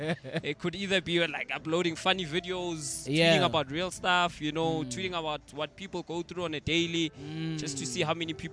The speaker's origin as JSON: {"language": "English", "region": "the South", "country": "United States", "tie": "born or raised there", "said": "Born and raised in the South."}